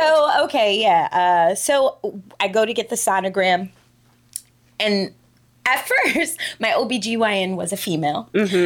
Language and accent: English; New York, United States; moved away as an adult; also born or lived in Dubai, United Arab Emirates; I live here, I'm an expat, I'm from New York